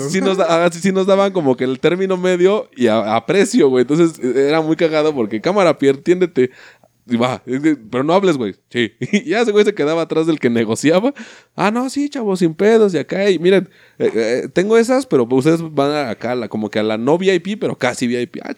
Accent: Cuba; yo compro la comida porque pues soy cubano

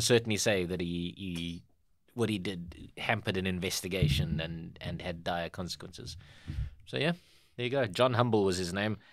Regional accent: South Africa; we as the South African public

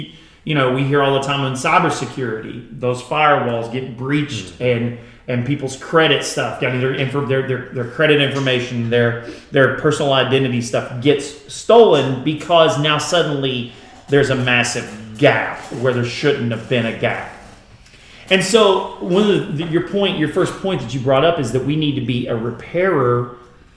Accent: Kentucky, United States; I'm from Kentucky

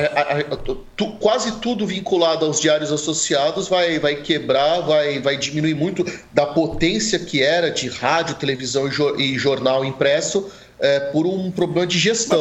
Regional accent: Santos, São Paulo, Brazil; Eu sou nascido em Santos

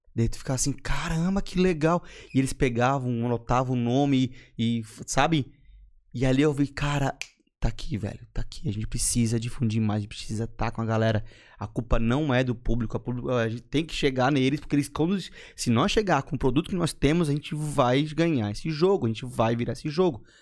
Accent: Florianópolis, Santa Catarina, Brazil; Sou manezinho da Carmela

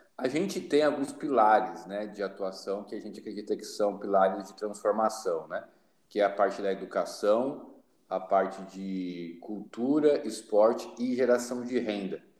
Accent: São Paulo, Brazil; moved away as an adult; also born or lived in Recife / Piauí; eu sou natural de São Paulo, capital, só que desde os meus 21 anos eu não moro mais em São Paulo

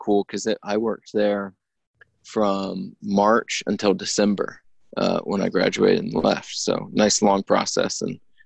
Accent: Williamsburg, United States; a company I knew from growing up in Williamsburg

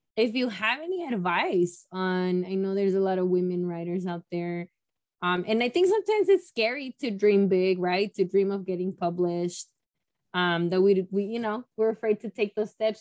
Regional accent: Mexico; moved away; I was born in in Mexico and it took me many years to be able to go back

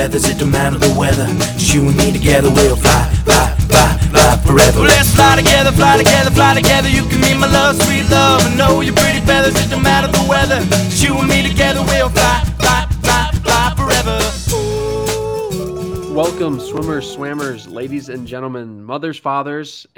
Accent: Gilbert, Arizona, United States; local Arizona man growing up in Gilbert

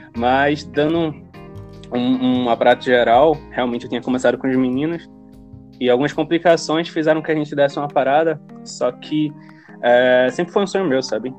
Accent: Recife, Pernambuco, Brazil; somos de Recife

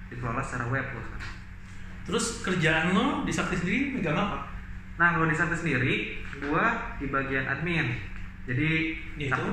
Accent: Bandung, West Java, Indonesia; born there; nah jadi gue lahir di Bandung uh Bandung 11 September 1992

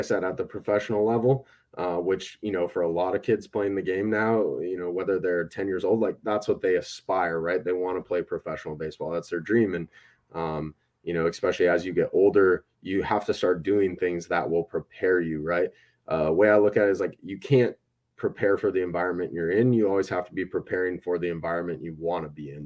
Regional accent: Wisconsin, United States; I'm from Wisconsin Midwest, so you get a lot of farm kids

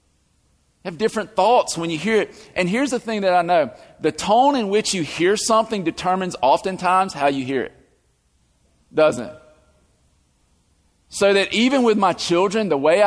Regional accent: the South, United States; accent: southern; my southern accent.

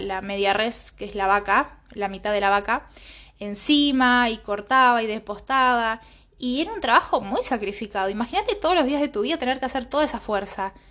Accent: Villa Caraza, Buenos Aires, Argentina; nací en, en Villa Caraza

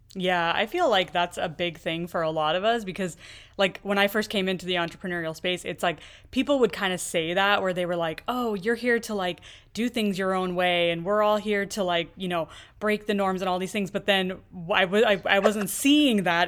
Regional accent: United States; I've pretty much grown up here in, in the U S

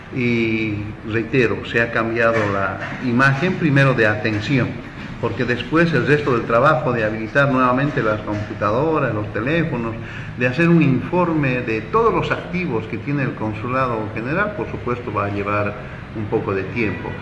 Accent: Bolivia; moved away as an adult; now in Buenos Aires, Argentina

